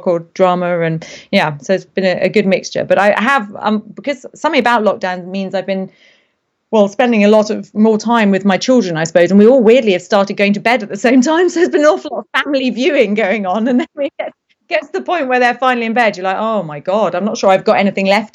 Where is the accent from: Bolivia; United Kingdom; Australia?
United Kingdom; Derby, East Midlands; Well, I grew up in the Midlands, north of England, a place called Derby.